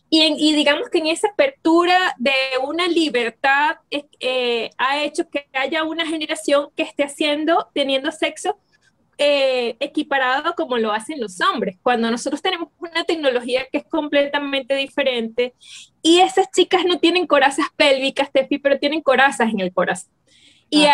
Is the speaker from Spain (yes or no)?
no; Venezuela; aquí en Venezuela les llamamos